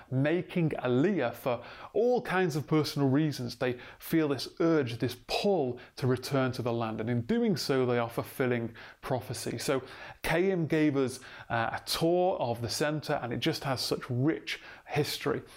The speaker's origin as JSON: {"language": "English", "town": "Manchester", "region": "North West England", "country": "United Kingdom", "said": "I was from Manchester"}